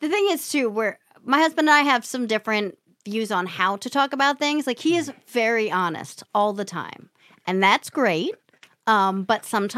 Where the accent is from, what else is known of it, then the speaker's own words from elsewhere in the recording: Lower Merion, near Manayunk, Pennsylvania, United States; also born or lived in New York; I'm from here. I grew up like right next to Manayunkin.